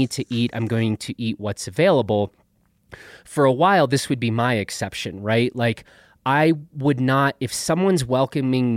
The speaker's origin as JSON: {"language": "English", "town": "Chicago", "region": "Illinois", "country": "United States", "tie": "born or raised there", "said": "I grew up in Chicago"}